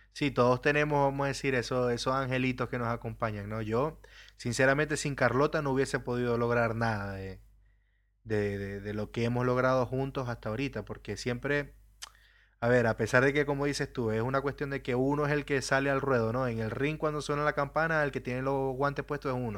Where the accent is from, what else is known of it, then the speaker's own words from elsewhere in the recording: Venezuela; first language Spanish; moved away; yo salí de Venezuela en un principio también